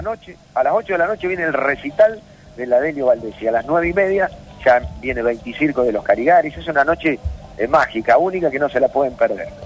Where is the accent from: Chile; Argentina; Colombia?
Argentina; Córdoba